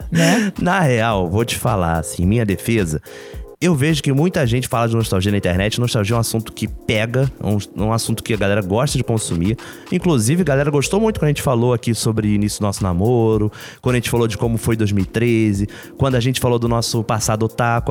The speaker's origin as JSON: {"language": "Portuguese", "region": "Rio de Janeiro", "country": "Brazil", "accent": "carioca", "said": "era carioca"}